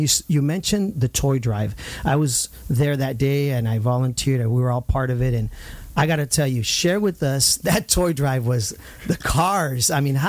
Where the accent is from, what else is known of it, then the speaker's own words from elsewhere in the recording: Santa Ana, California, United States; I grew up in Santa Ana. I mean, Santa Ana is dear to my heart.